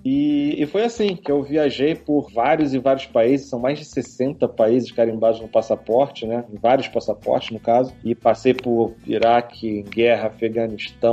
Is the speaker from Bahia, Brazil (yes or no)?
no; Rio de Janeiro, Brazil; do Rio de Janeiro, aqui do Leblon, e morando desde pequeno perto da praia